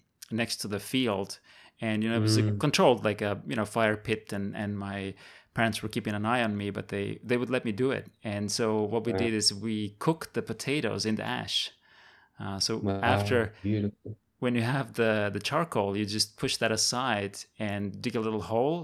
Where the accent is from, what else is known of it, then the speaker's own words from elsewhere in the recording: Estonia; now in Taiwan; I grew up in Estonia